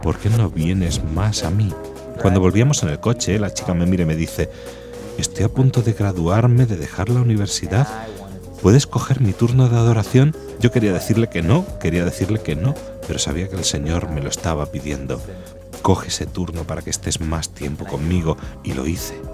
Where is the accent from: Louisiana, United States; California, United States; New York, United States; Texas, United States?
Louisiana, United States; Lake Charles; Spanish is a second language; moved away as an adult; now in Rome, Italy; Soy de Luisiana, de la diócesis de Lake Charles.